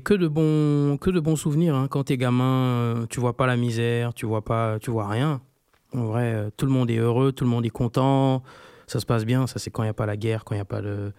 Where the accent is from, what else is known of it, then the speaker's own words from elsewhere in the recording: Libreville, Estuaire, Gabon; je suis né à Libreville